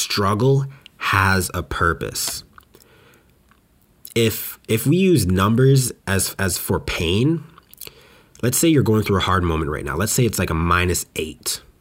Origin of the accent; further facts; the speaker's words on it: West Coast, Canada; now in Montreal, Canada; Now, when I came out from West Coast Canada to here in Montreal, it was painful